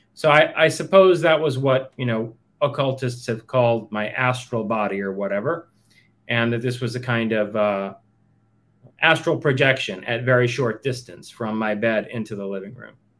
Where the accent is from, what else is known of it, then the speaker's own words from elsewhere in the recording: New York City, New York, United States; also born or lived in Queens, New York; originally I'm from Queens, but we only lived there until I was what uh, eight years old. At age eight, uh, between seven and eight, we moved to Manhattan.